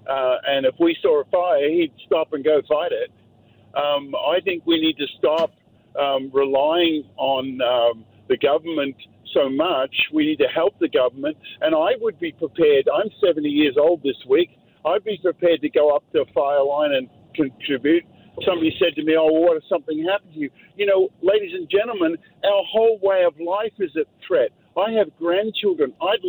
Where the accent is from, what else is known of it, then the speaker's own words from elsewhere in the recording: Australia; now in New Westminster, Canada; I grew up in Australia